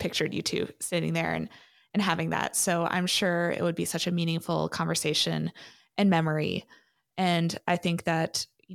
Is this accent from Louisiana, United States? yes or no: no; Maryland, United States; I grew up around Maryland blue crab